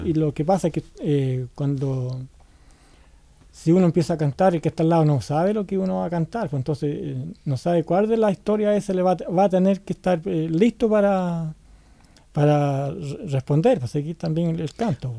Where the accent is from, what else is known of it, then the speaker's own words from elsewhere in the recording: Chile; moved away as an adult; now in Santiago, Chile; como poeta chileno